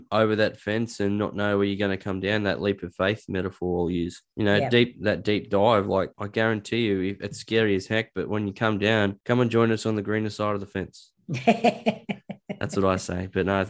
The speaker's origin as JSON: {"language": "English", "town": "Newcastle", "region": "New South Wales", "country": "Australia", "tie": "born or raised there", "also_born_or_lived": "Dubbo", "said": "No, I'm a Dubbo boy. {S2} Oh, okay. Wow. {S1} And the reason I got, I grew up in Newcastle"}